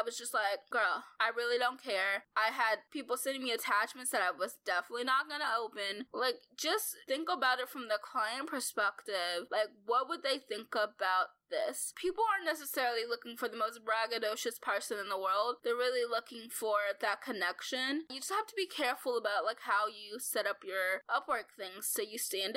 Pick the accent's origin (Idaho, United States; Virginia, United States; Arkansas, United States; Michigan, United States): Arkansas, United States; It's called The Happy Arkansan, because I'm from Arkansas